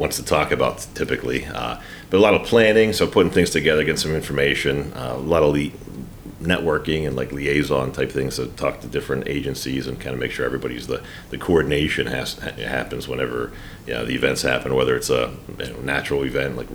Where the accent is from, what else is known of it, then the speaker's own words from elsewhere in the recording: Johnstown, Pennsylvania, United States; I'm from Johnstown